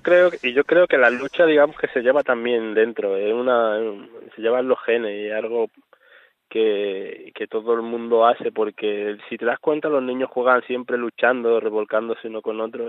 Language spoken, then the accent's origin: Spanish; Melilla, Spain; esta de Melilla, de donde yo soy